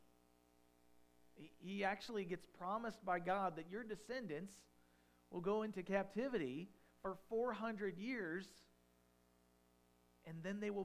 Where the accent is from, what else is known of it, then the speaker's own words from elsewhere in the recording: Farmington, United States; I'm a farm town boy. I grew up in Farmington